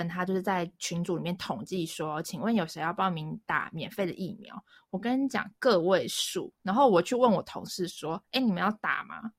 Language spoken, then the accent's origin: Chinese; Taiwan; moved away as an adult; now in China; 因为全所只有我一个台湾人嘛